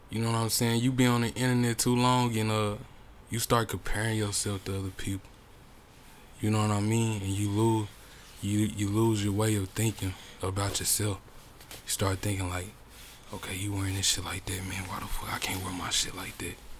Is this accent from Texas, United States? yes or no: no; Chicago, Illinois, United States; also born or lived in Tulsa, Oklahoma; now in Bartlesville, United States; I'm from Chicago, but I lived in Tulsa for many years